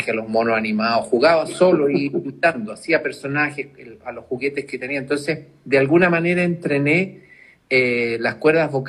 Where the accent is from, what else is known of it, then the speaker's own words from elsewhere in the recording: Chile; es parte de la, idiosincrasia de, nosotros como, chilenos.